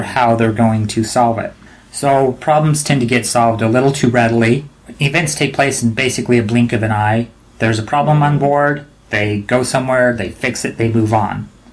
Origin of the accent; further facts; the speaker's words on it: United States; being American